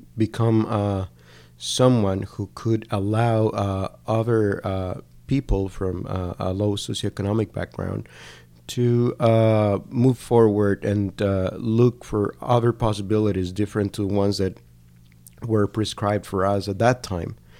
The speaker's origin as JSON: {"language": "English", "town": "Cali", "region": "Valle del Cauca", "country": "Colombia", "also_born_or_lived": "Washington State / Canada", "second_language": "English", "moved": "as an adult", "said": "I'm from Cali"}